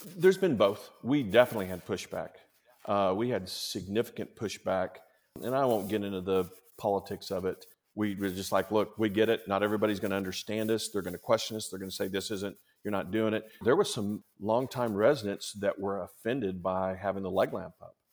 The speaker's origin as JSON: {"language": "English", "town": "Chickasha", "region": "Oklahoma", "country": "United States", "tie": "born or raised there", "moved": "as an adult"}